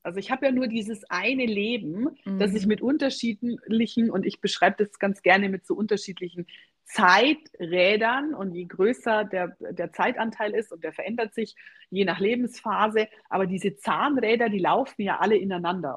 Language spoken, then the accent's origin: German; Germany; bei uns in Deutschland